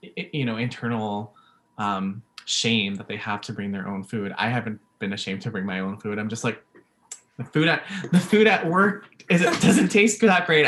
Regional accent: Vancouver, British Columbia, Canada; first language English; also born or lived in Philippines; I was born in the Philippines, and so when I moved here to uh, Vancouver, the le- the first language that I learned was English anyway

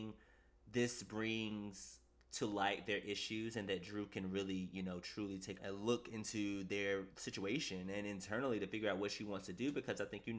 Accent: East Coast, United States; I'm a man and I'm from the East Coast

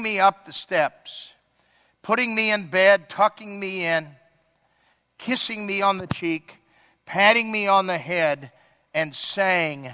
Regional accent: Ireland; I'm Irish.

